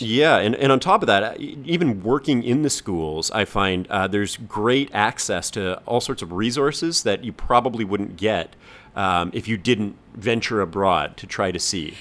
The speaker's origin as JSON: {"language": "English", "country": "Canada", "moved": "as an adult", "lives_now": "Hong Kong", "said": "we're both from Canada"}